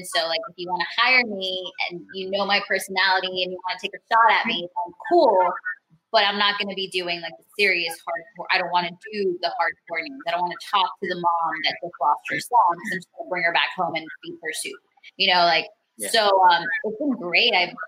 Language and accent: English; Miami Lakes and Miramar, Florida, United States; also born or lived in Bogota, Colombia; I was raised in between like Miami Lakes and Miramar, and then was in Broward